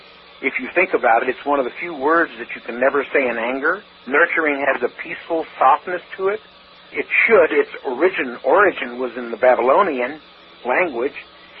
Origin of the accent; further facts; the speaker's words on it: Kentucky, United States; now in Seattle, United States